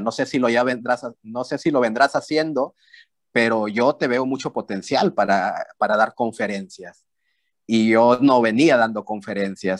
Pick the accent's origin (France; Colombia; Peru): Peru; yo soy de Perú